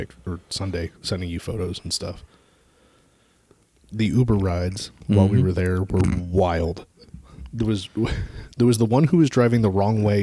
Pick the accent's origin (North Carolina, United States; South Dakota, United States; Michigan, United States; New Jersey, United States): South Dakota, United States; Ma'am, I am from South Dakota.